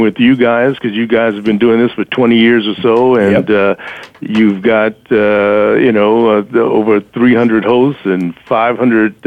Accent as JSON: {"language": "English", "town": "Chicago", "region": "Illinois", "country": "United States", "moved": "as an adult", "lives_now": "New York, United States", "said": "I'm from Chicago originally"}